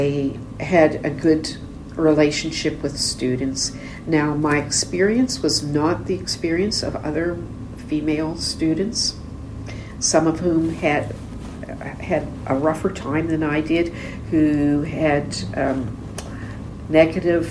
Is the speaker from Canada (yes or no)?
yes; Nova Scotia, Canada; also born or lived in Enschede, Netherlands; We moved to Nova Scotia in 1954, so I was just, you know, 4 years old